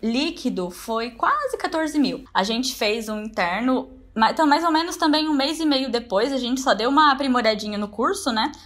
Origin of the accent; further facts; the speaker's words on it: Ibiraúna, Brazil; eu sou de Ibiraúna, uma cidadezinha de cinco mil habitantes